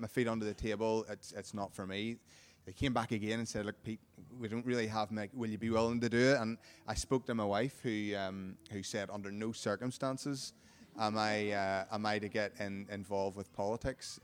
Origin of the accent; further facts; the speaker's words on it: Carrickfergus, Northern Ireland, United Kingdom; my hometown, uh, Carrick Fergus